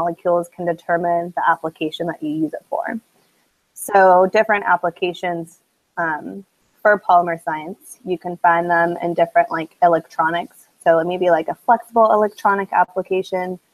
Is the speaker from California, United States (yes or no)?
yes; San Diego, California, United States; moved away as an adult; now in Mississippi, United States; I'm originally from San Diego, California